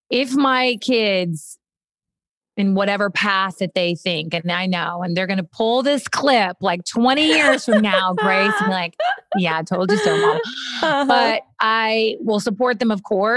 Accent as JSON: {"language": "English", "region": "Kentucky", "country": "United States", "tie": "born or raised there", "said": "I went to Kentucky. I walked to my local elementary school"}